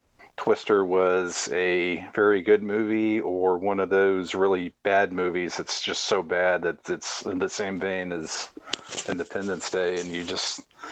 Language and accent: English; Oklahoma, United States; I grew up in Oklahoma.